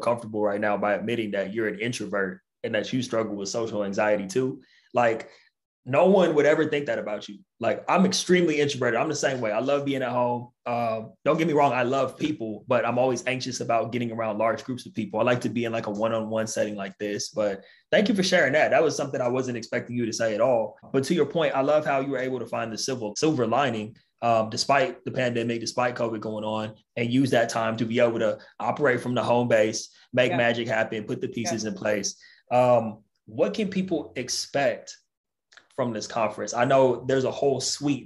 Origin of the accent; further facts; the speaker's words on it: Southern California, United States; I'm a Southern California boy